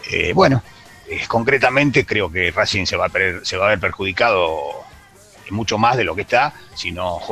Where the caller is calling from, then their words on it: Castelar, Buenos Aires Province, Argentina; de Castelar.